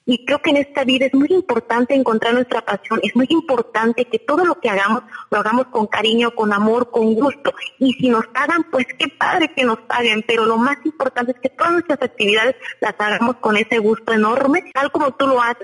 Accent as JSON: {"language": "Spanish", "region": "Hidalgo", "country": "Mexico", "moved": "yes", "lives_now": "Mazatlán, Mexico", "said": "soy del estado de Hidalgo, incluso no soy de aquí de Mazatlán"}